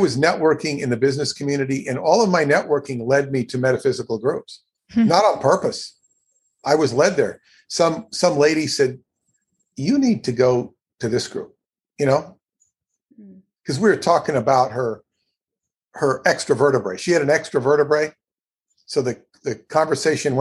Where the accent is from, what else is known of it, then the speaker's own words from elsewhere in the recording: California, United States; moved away as an adult; also born or lived in Long Island, New York; I'm not from Long Island. I'm from California